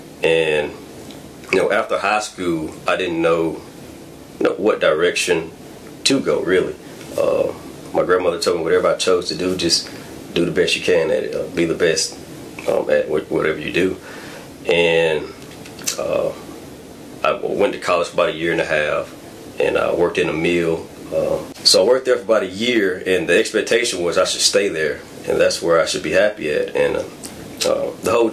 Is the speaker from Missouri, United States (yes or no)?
no; Grovefield, Alabama, United States; I was born and raised in Southwest Alabama, a small town called Grovefield, Alabama